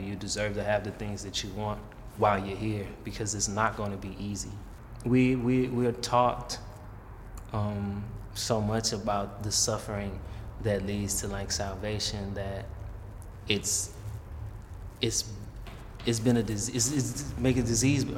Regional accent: Atlanta, Georgia, United States; Growing up in Atlanta, I was always around black people

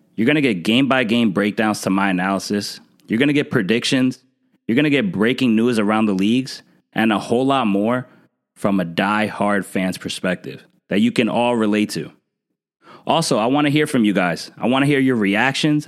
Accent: New Jersey, United States; I'm from New Jersey, and I'm still currently living here

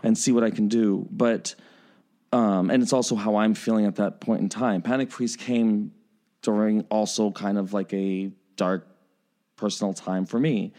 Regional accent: New York, United States; now in Chicago, United States; I was born in New York, so there is that part of me that's, like, that New York, uh, kid still in me

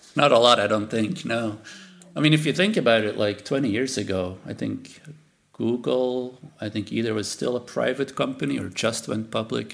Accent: Belgium; first language Dutch; English is a second language; moved away; I'm from Belgium

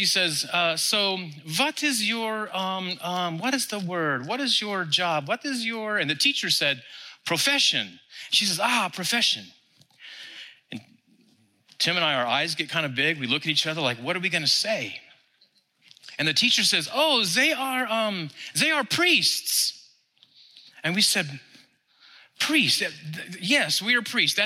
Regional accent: Texas, United States; we're from Texas

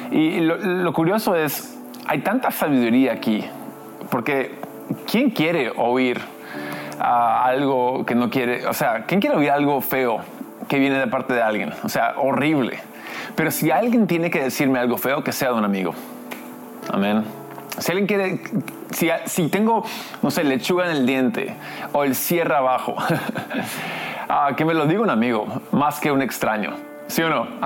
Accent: Lima, Peru; also born or lived in United States; De hecho, soy americano, gringo, pero crecí aquí en Lima, entonces tengo esa cultura.

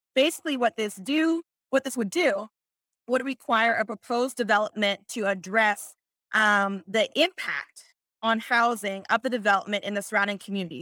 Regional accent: Pittsburgh, Pennsylvania, United States; I'm from Pittsburgh, I add S to things

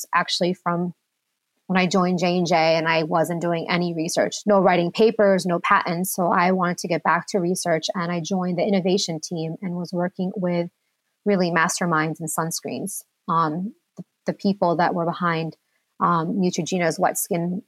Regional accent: United States; I'm first generation born and raised in America. I'm from Lebanon.

